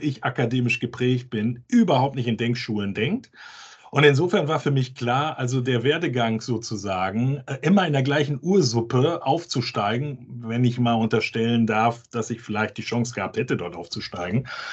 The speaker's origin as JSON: {"language": "German", "region": "Hamburg", "country": "Germany", "said": "wo ich herkomme, aus Hamburg"}